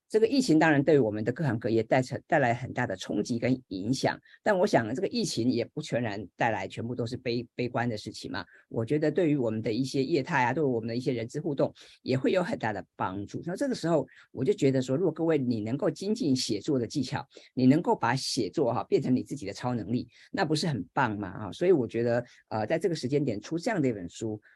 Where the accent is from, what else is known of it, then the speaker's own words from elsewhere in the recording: Hsinchu, Taiwan; 我是新竹人嘛哈，所以是竹字头